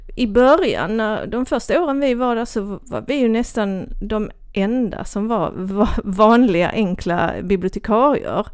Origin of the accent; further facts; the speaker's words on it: Kivik, Skåne, Sweden; accent: Österlen Scanian; jag är ju uppvuxen i Kivik